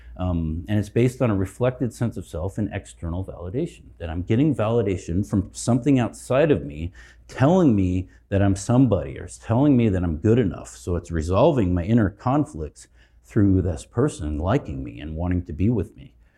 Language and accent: English; Colorado, United States; I'm from Colorado